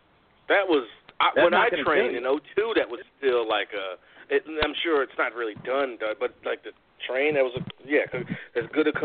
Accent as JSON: {"language": "English", "town": "Bronx", "region": "New York", "country": "United States", "said": "I'm a Dominican from the Bronx. Bronx represent 255th."}